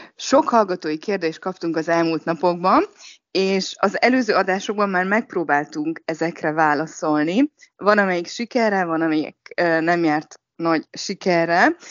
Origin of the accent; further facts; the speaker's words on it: Hungary; now in Shanghai, China; mindannyian magyarok vagyunk